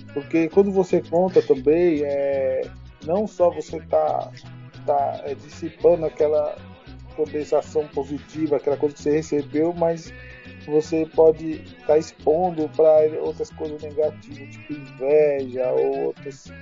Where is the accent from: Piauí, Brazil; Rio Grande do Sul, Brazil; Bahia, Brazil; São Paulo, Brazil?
São Paulo, Brazil; moved away as an adult; now in Acre, Brazil; eu nasci aí em São Paulo, na Zona Sul, periferia, ali para lá de Santo Amaro